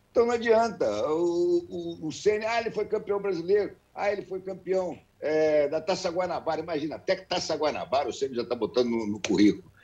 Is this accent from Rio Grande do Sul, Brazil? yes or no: no; Niterói, Rio de Janeiro, Brazil; De nascimento, eu nasci em Niterói